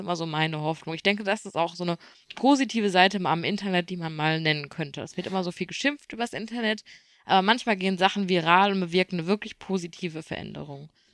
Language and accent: German; Germany; bei uns in Deutschland